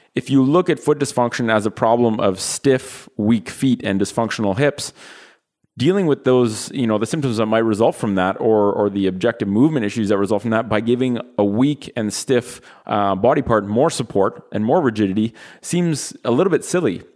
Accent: Ottawa, Ontario, Canada; we're from Ottawa, which is the capital of Canada

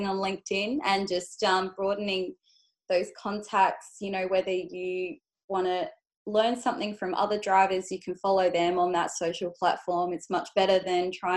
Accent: Adelaide, South Australia, Australia; I grew up in Adelaide

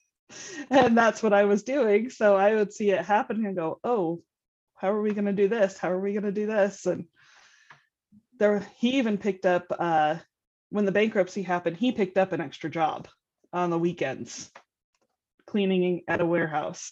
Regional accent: Utah, United States; I'm from Utah.

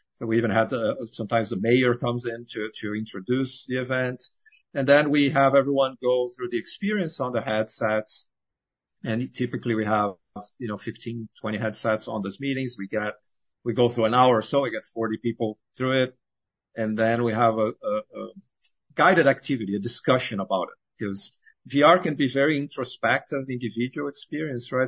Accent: Brazil; moved away as an adult; now in United States; I was born and raised in Brazil

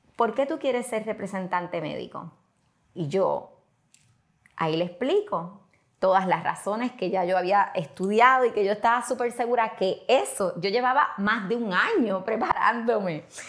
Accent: western Puerto Rico, Puerto Rico; also born or lived in Mayagüez, Puerto Rico; yo soy puertorriqueña, nací en Mayagüez, me crié en el área oeste, así que soy de allá del área entre Moca, Aguadilla

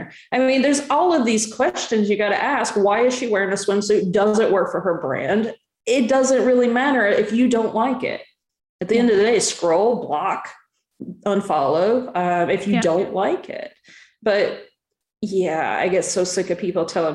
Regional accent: Southern US, United States; I'm from the Southern US

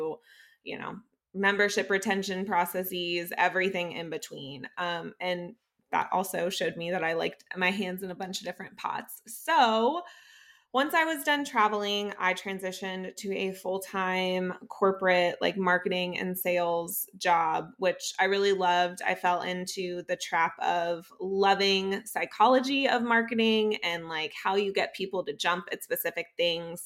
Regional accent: South Florida, United States; moved away; also born or lived in Green Bay, Wisconsin / Jacksonville; I'm from South Florida

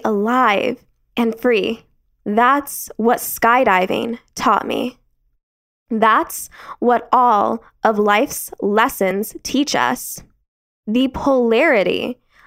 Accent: Arizona, United States; I was born and raised in Arizona

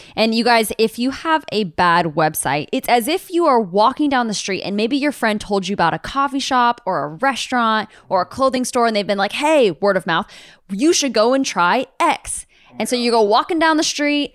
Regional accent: United States; all of us U S A-ans

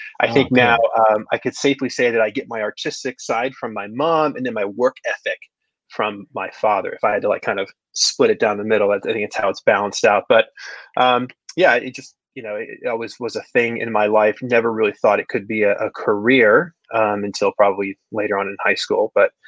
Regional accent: Saratoga Springs, New York, United States; But recently moved back up to upstate New York, my hometown, Saratoga Springs, where I currently am working out of an office, one-man office here.

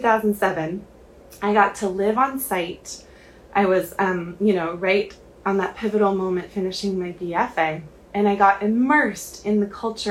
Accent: Oregon, United States; I grew up in Oregon

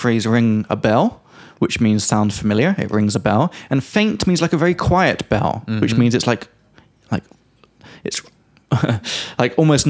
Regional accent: England, United Kingdom; moved away as an adult; from England.

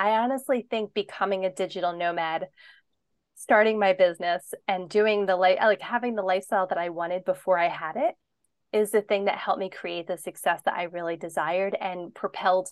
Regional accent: Pennsylvania, United States; moved away as an adult; I grew up in Pennsylvania and I was always there with my family. Like, I never moved away from home

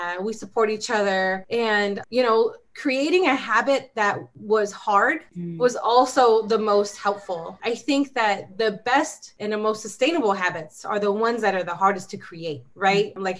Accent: Southern California, United States; moved away as an adult; now in Arizona, United States; I'm new to Arizona, so I'm a California girl. I was born and raised in Southern California, moved to Arizona about 3 years ago

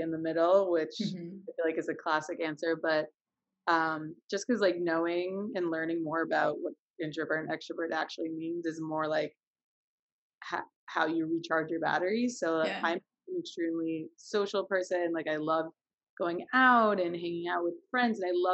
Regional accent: New York, United States; I'm 23. I'm from New York

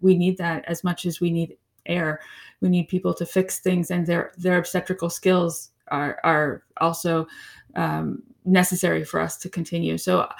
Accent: Florida, United States; also born or lived in New York; Okay. Well, I am originally from Florida. And then I sort of lived in two homes, both my father's and my mother's. She was in upstate New York.

